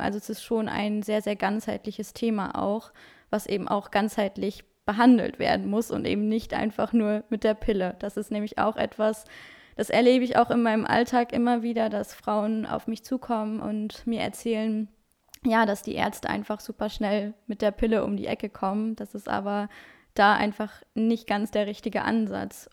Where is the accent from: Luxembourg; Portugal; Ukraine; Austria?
Luxembourg; German is a second language; now in Wuppertal, Germany; ich bin 23 Jahre und komme ursprünglich aus Luxemburg, also auch gar nicht aus Deutschland. Deswegen Deutsch ist auch nicht meine Muttersprache